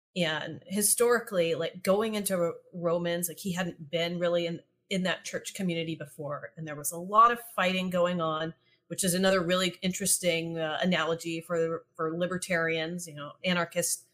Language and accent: English; East Texas, United States; I grew up in East Texas